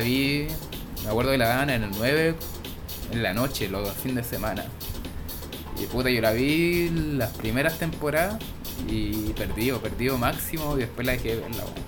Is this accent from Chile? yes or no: yes; Chile; acá en Chile